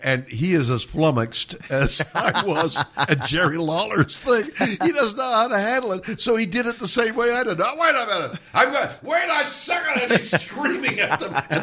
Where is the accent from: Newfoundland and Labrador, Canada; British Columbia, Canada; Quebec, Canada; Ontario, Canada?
Quebec, Canada; Montreal; moved away; So I come from Montreal, where professional wrestling, we like to believe, began.